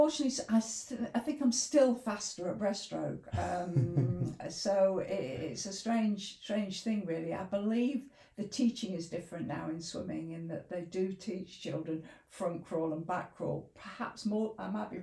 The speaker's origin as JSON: {"language": "English", "town": "Leicester", "region": "East Midlands", "country": "United Kingdom", "tie": "born or raised there", "also_born_or_lived": "Sheffield", "moved": "as an adult", "lives_now": "Grindleford, United Kingdom", "said": "I grew up in Leicester, but essentially I came to university in Sheffield"}